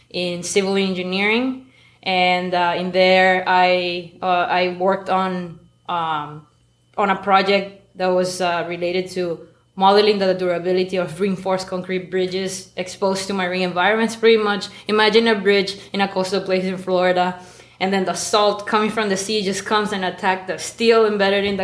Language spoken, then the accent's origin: English; Maracaibo, Zulia, Venezuela; English is a second language; moved away; so I I am a maracucha. I grew up. I was born and raised in Maracaibo, Venezuela. Raised by a family of academics.